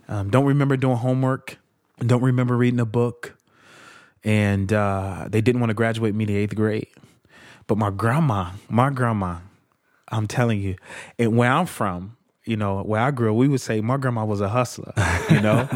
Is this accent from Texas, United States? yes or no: no; Chicago, Illinois, United States; I'm from Chicago. Uh, I was born in Chicago Housing Project called Argyll Gardens on the south side of Chicago.